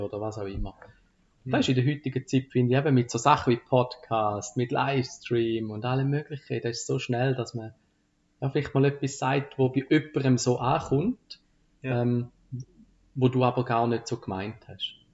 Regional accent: Frauenfeld, Thurgau, Switzerland; Frauenfeld ist so meine Heimatstadt

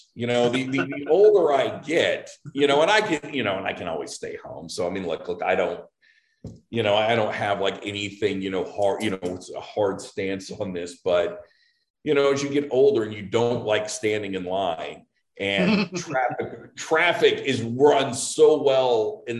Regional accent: Norman, Oklahoma, United States; born or raised there

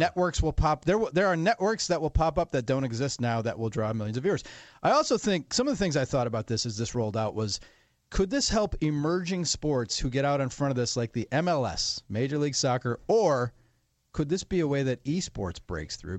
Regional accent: Wisconsin, United States; my home state, Wisconsin

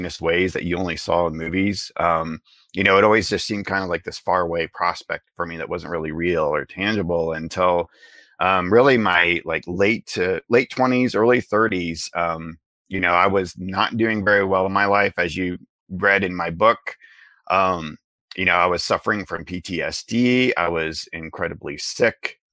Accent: the Ozarks, United States; I was raised in the Ozarks. I was raised with kind of your traditional Midwestern Christian upbringing

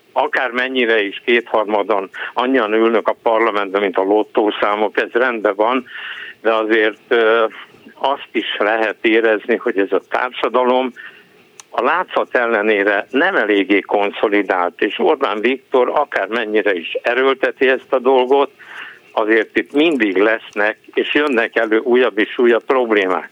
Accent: Hungary; first language Hungarian; én magyar vagyok, magyar anyaszült, magyar az anyanyelvem

